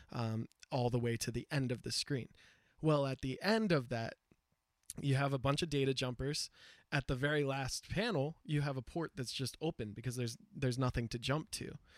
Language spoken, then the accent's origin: English; United States; as an American, like an English speaker